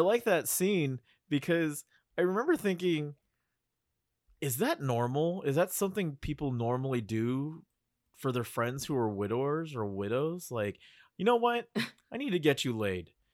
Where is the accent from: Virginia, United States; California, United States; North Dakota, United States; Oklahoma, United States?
California, United States; Bay Area; I'm from the Bay Area